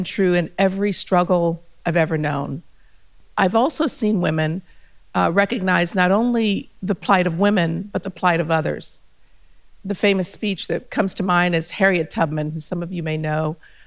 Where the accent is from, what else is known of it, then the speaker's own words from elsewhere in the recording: Germany; also born or lived in Ethiopia / United States / New Delhi / Paris; now in Australia; I grew up in Germany. I'm Ethiopian by descent